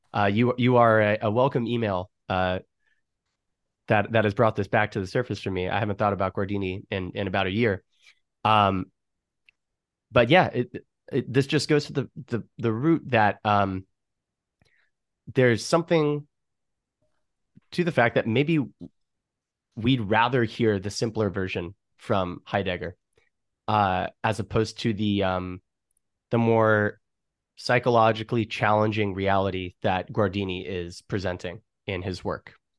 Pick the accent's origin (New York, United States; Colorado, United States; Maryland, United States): New York, United States; Chappaqua; I grew up in Chappaqua, New York, which is about, you know, an hour outside of New York City